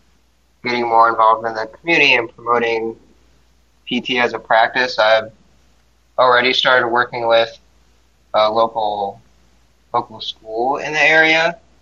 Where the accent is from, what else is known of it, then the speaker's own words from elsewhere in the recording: Seoul, South Korea; born there; I'm Asian. I was born in Seoul, South Korea.